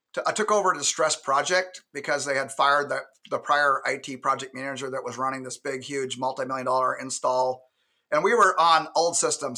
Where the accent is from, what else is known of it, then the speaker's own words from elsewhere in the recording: Alaska, United States; And I'm from Alaska, born and raised